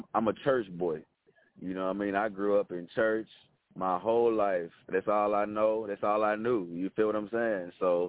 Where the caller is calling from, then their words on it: Jackson, Tennessee, United States; I'm calling from Jackson, Tennessee. We're about 60 miles east of Memphis.